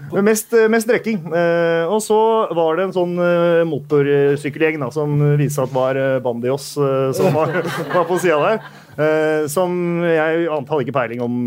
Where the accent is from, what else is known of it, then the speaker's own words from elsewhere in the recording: Bærum, Akershus, Norway; jeg er fra Bærum